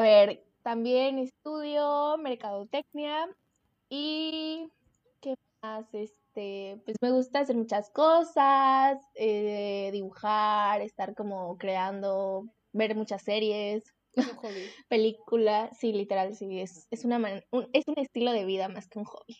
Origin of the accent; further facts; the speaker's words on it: Veracruz, Mexico; tengo 19 años, soy de Veracruz